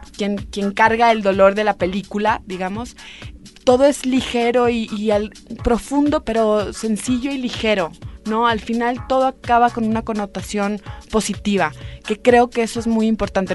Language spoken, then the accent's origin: Spanish; Mexico; Solamente somos dos mexicanas, que es Diana Bracho y yo